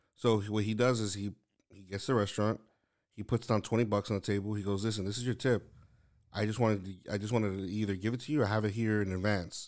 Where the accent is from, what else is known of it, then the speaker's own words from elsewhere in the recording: New York City, New York, United States; moved away; originally I'm from Lower East Side of Manhattan, like, in New York